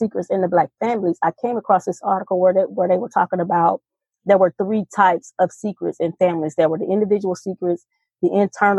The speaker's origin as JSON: {"language": "English", "region": "the South", "country": "United States", "tie": "born or raised there", "said": "growing up in the South and growing up as in a Christian community"}